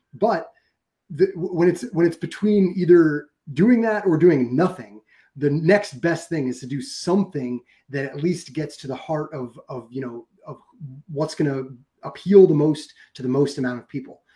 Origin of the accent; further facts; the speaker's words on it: New York, United States; my hometown in new york